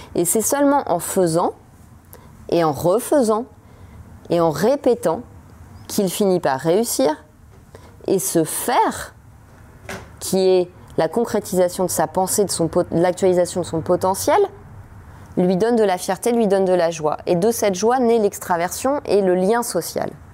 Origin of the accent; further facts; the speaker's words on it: France; en tant que française, en tant que mère de famille